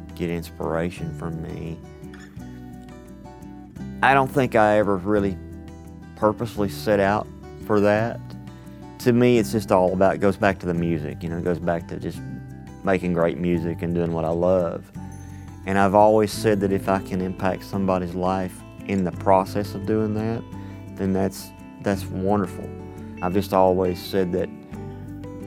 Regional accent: Athens, Alabama, United States; My day job is at the Browns Ferry Nuclear Power Plant in my hometown, Athens, Alabama.

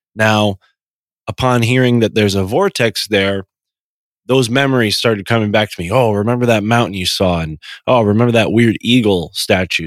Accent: Connecticut, United States; born or raised there

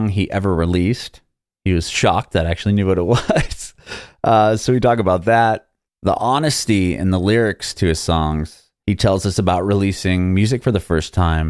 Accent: San Diego, California, United States; moved away as an adult; now in Nashville, United States; I'm from San Diego originally. Now I live in Nashville

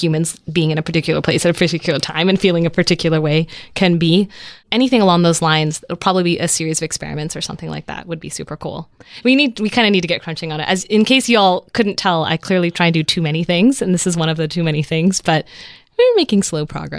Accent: Netherlands; born there; They went to Germany. They went to Holland. I was born in Holland.

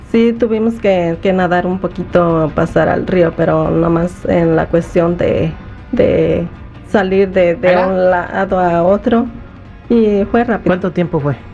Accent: Guerrero, Mexico; now in United States; México, de Guerrero.

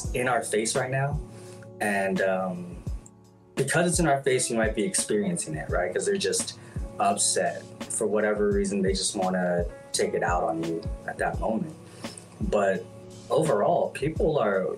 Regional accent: California, United States; I'm from California

